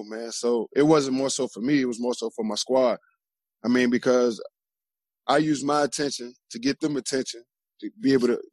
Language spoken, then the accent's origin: English; Richmond, Virginia, United States; moved away as an adult; also born or lived in Glen Allen, Virginia / Columbus, Ohio; I'm from Richmond, Virginia. Right there, I moved from closer to the city, to the northeast side of town, which is Glen Allen, but it's still considered Richmond. I grew up there